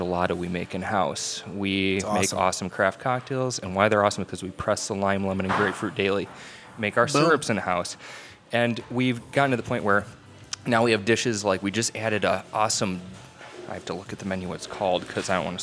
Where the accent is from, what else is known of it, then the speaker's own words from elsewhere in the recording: McHenry, Illinois, United States; moved away as an adult; also born or lived in Mokena, Illinois; I'm from McHenry, Illinois, northwest suburbs